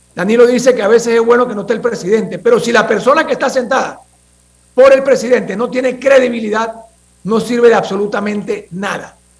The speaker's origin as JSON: {"language": "Spanish", "country": "Panama", "said": "nosotros como panameños"}